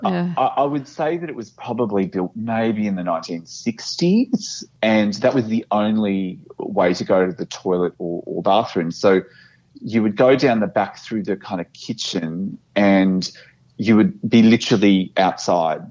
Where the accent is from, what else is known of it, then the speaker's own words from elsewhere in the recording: Brisbane, Queensland, Australia; now in Melbourne, Australia; I live in Melbourne and I, am permanently based here, and I, I love Melbourne. Um, but I, I grew up in Brisbane